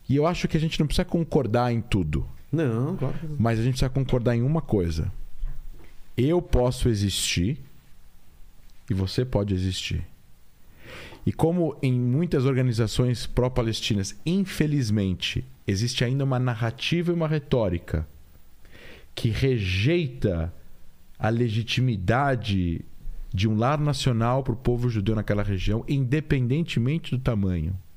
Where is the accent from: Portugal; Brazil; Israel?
Israel; eu falo como israelense. Eu não represento o Estado, mas eu falo como israelense. Eu tenho propriedade para falar como israelense.